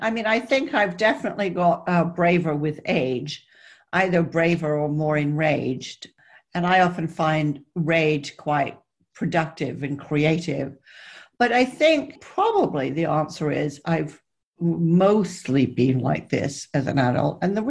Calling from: South West England, United Kingdom; I'm speaking from deepest, darkest Somerset, where I have locked down, which, as it turns out, is a perfectly lovely place to be.

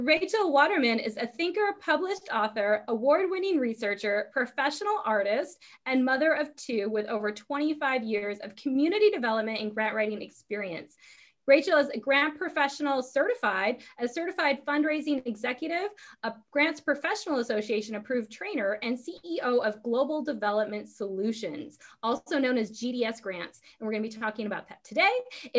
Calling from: Guam; So I'm calling from Guam.

